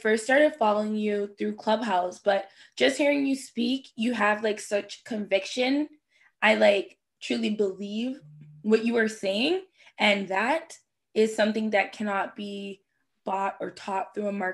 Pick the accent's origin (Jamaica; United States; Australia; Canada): Jamaica; I'm Jamaican